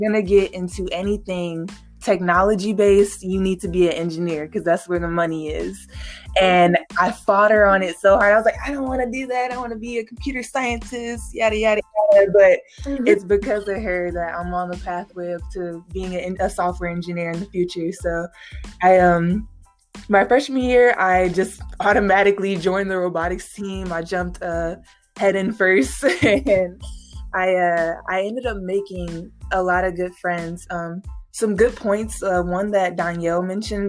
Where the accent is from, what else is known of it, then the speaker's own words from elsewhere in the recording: Gary, Indiana, United States; moved away as an adult; I grew up in Gary